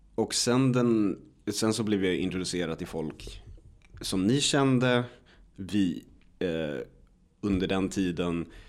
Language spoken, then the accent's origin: Swedish; Örebro, Örebro County, Sweden; hemma i Örebro